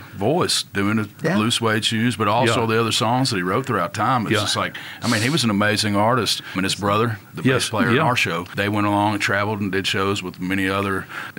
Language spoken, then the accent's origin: English; Arlington, Texas, United States; also born or lived in Fort Worth / Arkansas; I was born in Texas, Fort Worth. We live in Arlington. And my dad's a preacher. He did the traveling ministries and evangelizing, and we landed in Arkansas.